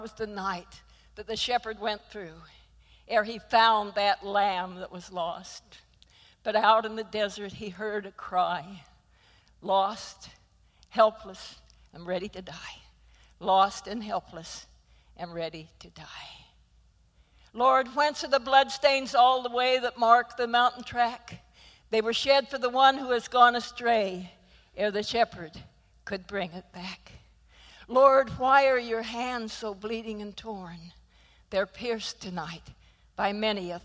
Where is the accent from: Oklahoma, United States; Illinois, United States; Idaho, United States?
Idaho, United States; moved away; being from Idaho